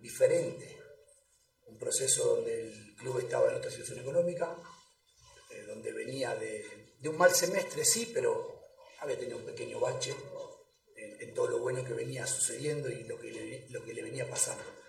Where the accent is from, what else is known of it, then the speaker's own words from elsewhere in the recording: Argentina; moved away; also born or lived in Cochabamba, Bolivia; a mi familia en Buenos Aires, a mi familia en Cochabamba